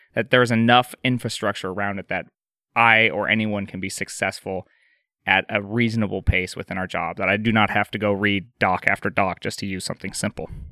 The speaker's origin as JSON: {"language": "English", "region": "Montana", "country": "United States", "said": "I'm from Montana"}